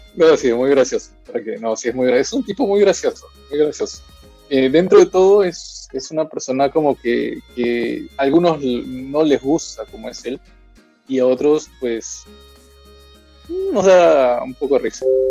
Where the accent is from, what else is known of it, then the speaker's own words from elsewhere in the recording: Peru; en mi país